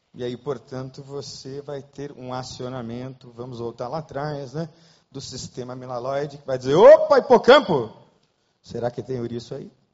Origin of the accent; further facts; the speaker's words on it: Brazil; also born or lived in Rio de Janeiro; nós brasileiros